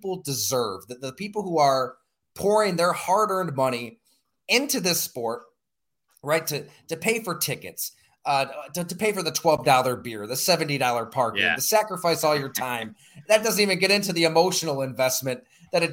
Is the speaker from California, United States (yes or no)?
no; Olean, New York, United States; growing up in Western New York, about an hour south of Buffalo, still live in the area now.